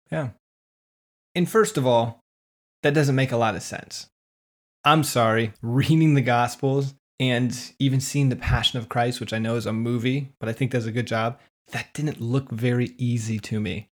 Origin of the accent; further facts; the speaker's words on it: West Michigan, United States; growing up in West Michigan